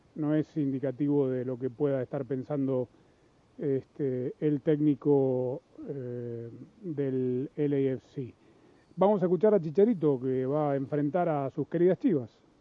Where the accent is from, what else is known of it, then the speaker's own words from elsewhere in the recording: Los Angeles, California, United States; yo crecí en Los Ángeles